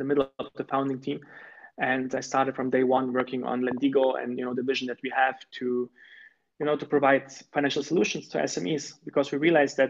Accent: Stuttgart, Baden-Württemberg, Germany; also born or lived in Croatia; I was born in Croatia and I moved as a young child to Germany. And I had the privilege to, be raised in close to Stuttgart

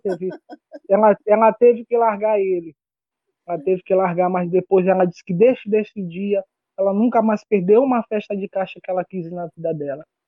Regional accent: São Paulo neighbourhood, Maranhão, Brazil; Porque meu pai, ele era, fazia parte de uma diretoria de um grupo de Bomba Meu Boi lá no bairro de São Paulo, e aí eu comecei a tocar por lá, né, desde criança

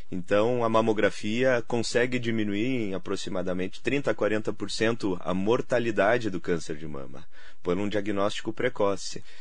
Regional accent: Santa Maria, Rio Grande do Sul, Brazil; now in São Paulo, Brazil; É, apesar do tempo já em São Paulo, né? O sotaque ainda não, não me deixou.

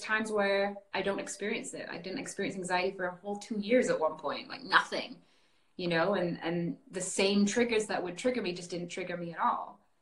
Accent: north of England, United Kingdom; now in Canada; I was born and raised in a very small town in England, um, the north of England

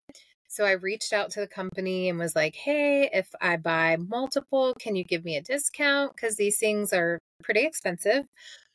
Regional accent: Mississippi, United States; I grew up in Mississippi

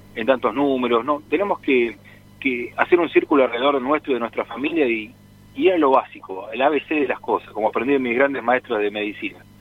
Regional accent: Argentina; Nosotros como argentinos

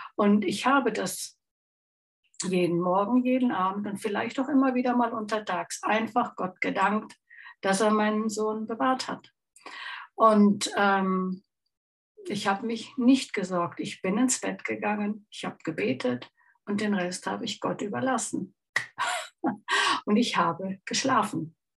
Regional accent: Chiemsee, Bavaria, Germany; aus meiner Heimat ist und auch von meinem lieben Mann fotografiert. vor dem wunderschönen Chiemsee

